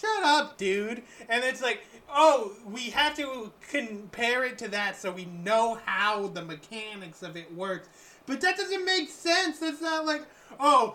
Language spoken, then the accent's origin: English; Escanaba, Michigan, United States; I grew up in Escanaba, Michigan, which is a small town